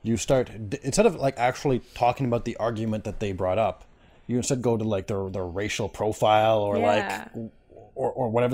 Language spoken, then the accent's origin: English; Canada; my Irish heritage and my Native heritage and whatever else I have going on in there, being Canadian